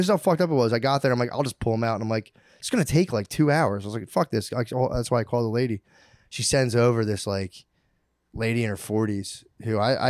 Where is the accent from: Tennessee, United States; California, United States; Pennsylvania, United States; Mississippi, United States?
Pennsylvania, United States; now in New York, United States; I came from Pennsylvania. Custom. Now I'm in New York, and you guys have totally different custom around walled gardens and weeds.